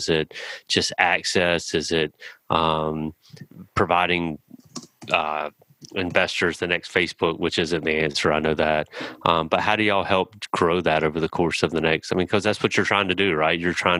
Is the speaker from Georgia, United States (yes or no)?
no; New Bern, North Carolina, United States; I'm from New Bern, North Carolina.